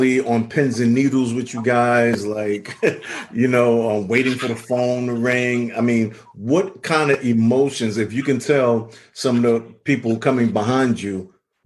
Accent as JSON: {"language": "English", "region": "New York", "country": "United States", "moved": "as an adult", "lives_now": "Southwest Florida, United States", "said": "I'm originally from New York"}